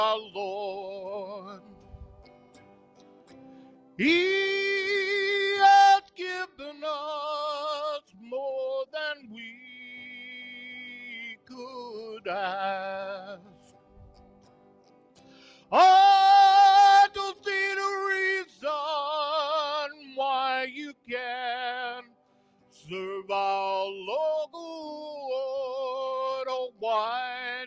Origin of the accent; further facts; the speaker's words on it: Arkansas, United States; I grew up in Arkansas.